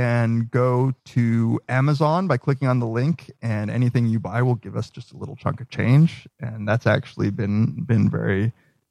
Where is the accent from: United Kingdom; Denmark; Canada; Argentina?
Argentina; I was born in Argentina